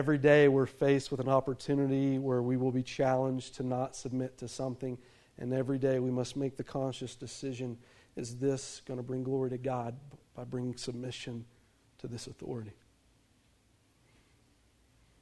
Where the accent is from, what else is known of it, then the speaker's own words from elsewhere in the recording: United States; Being an American citizen